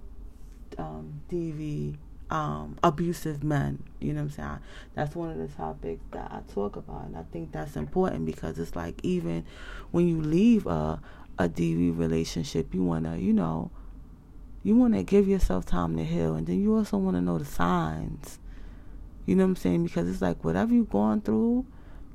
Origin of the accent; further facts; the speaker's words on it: United States; I'm from the United States